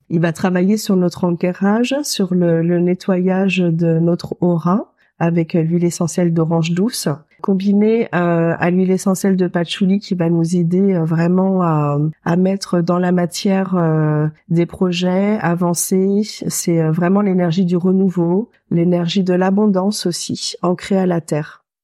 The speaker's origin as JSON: {"language": "French", "region": "Normandy", "country": "France", "tie": "born there", "said": "Je suis née en Normandie avant ça."}